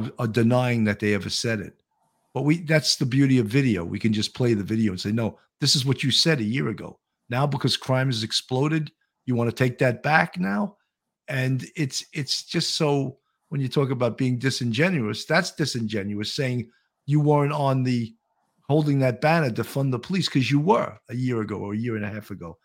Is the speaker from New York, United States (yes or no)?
yes; New York City, New York, United States; as a New Yorker